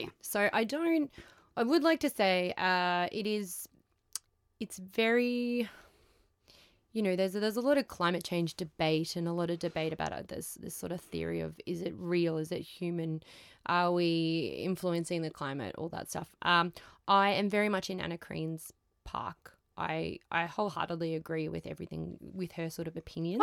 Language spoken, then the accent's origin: English; Queensland, Australia; I'm from Queensland